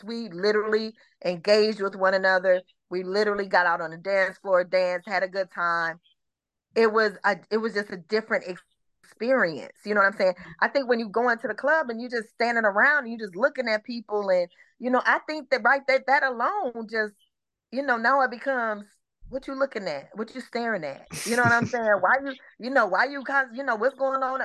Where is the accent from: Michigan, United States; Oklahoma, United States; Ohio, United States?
Michigan, United States; Detroit; also born or lived in Atlanta metro area, Georgia; now in Atlanta, United States; I'm originally from Michigan. I'm originally from Detroit